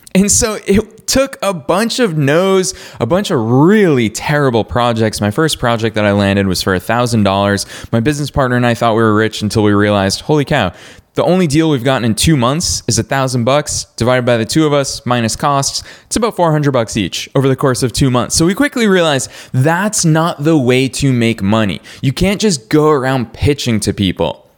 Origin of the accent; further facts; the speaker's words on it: Marlborough, Massachusetts, United States; Marlboro, Massachusetts. That's my hometown